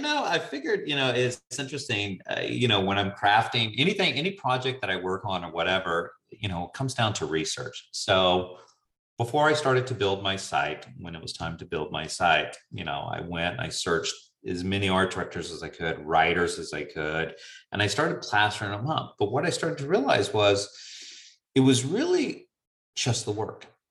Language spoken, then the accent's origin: English; the South, United States; being a Southerner by nature